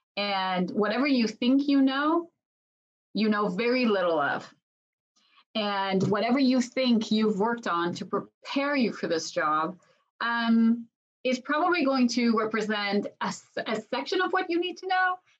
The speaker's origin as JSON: {"language": "English", "country": "Israel", "tie": "born or raised there", "said": "I was born and raised in Israel"}